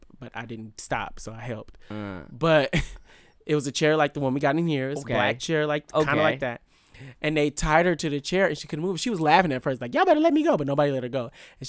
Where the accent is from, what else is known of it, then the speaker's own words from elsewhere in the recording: Vallejo, California, United States; I'm from Vallejo.